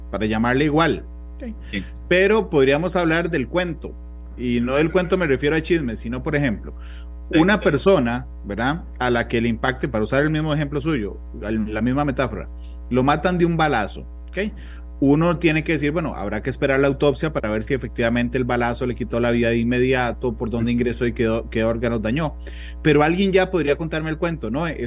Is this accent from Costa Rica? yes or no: yes; Costa Rica; Pero podrían contarme como un tico más a la gente que no hemos ido ahí